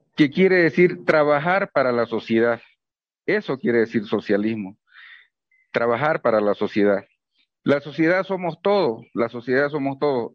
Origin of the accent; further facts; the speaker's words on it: Bolivia; como un boliviano más